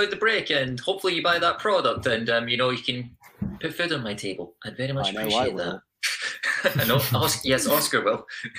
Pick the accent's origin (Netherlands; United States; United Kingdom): United Kingdom; Scotland; I'm Scottish